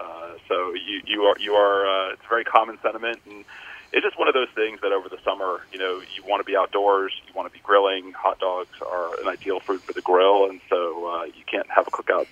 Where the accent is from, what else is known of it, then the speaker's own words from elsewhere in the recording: Atlanta, Georgia, United States; Atlanta, Georgia.